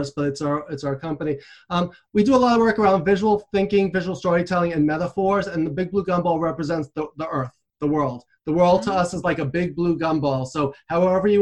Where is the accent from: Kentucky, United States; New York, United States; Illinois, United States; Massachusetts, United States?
New York, United States; New York City; I grew up in Queens, New York. I'm coming to you from New York City.